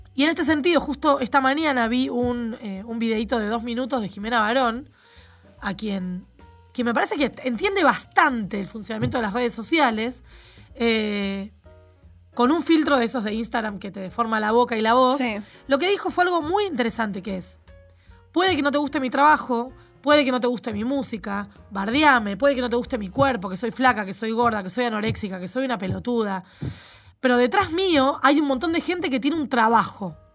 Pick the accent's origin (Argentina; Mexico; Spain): Argentina; Soy de Argentina